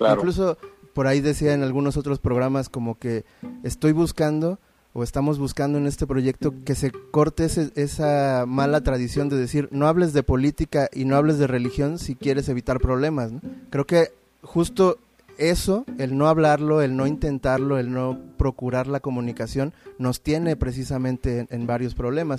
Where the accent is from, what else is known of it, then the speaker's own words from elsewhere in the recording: Veracruz, Mexico; nosotros venimos de Veracruz